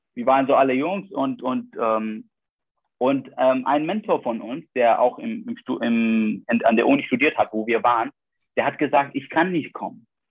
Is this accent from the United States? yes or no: no; Iraq; moved away as an adult; now in Germany; als irakische Studenten